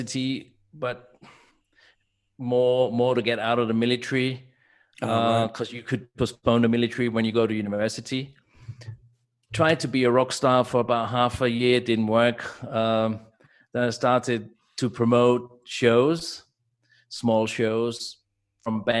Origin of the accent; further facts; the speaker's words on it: Innsbruck, Tyrol, Austria; I grew up in Innsbruck